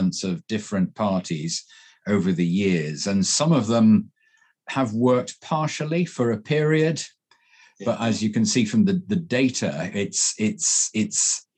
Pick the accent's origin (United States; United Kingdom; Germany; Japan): United Kingdom; Stretford, North West England; I'm from Stretford, just south of Manchester